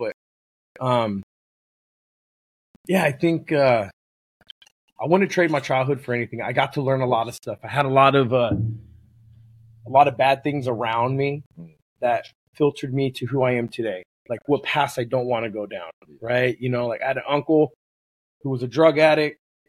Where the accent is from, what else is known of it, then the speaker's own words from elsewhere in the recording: Oxnard, California, United States; moved away as an adult; now in Oregon, United States; 805, man. It's my area code. 805. Yep. Oxnard. Okay. Yeah. Okay. Born and raised.